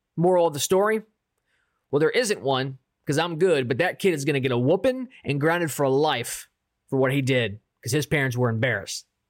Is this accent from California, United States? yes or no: no; Baltimore, Maryland, United States; I'm from Baltimore